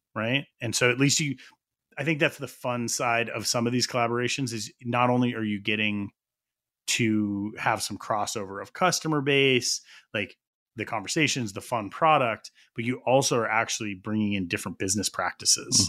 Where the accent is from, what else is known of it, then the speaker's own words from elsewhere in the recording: New Mexico, United States; We're both from New Mexico.